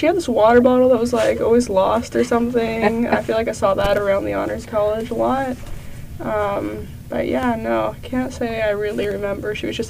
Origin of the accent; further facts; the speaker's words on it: Vancouver, British Columbia, Canada; moved away as an adult; now in Texas, United States; I'm from Vancouver.